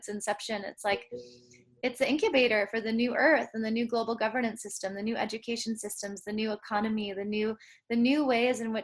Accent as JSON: {"language": "English", "town": "San Francisco", "region": "California", "country": "United States", "tie": "born or raised there", "said": "growing up in San Francisco"}